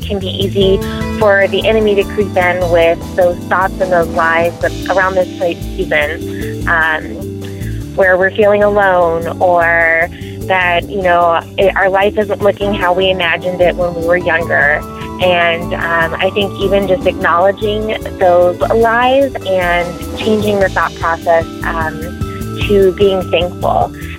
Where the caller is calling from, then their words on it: Phoenix, Arizona, United States; I'm calling from Phoenix. I am a single, I'm 27